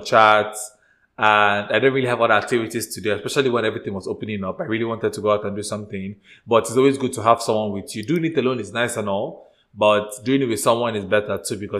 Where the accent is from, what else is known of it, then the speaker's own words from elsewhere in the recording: Nigeria; moved away; I am still Nigerian deep down